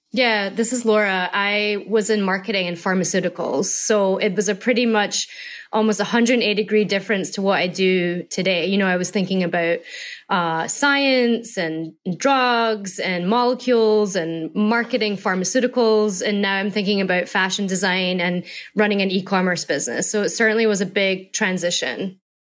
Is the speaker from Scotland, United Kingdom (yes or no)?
yes; Scotland, United Kingdom; moved away; I'm from Scotland.